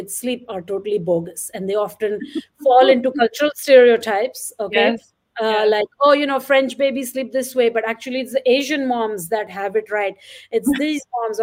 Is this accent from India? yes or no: yes; Mumbai, Maharashtra, India; I grew up in Bombay in an apartment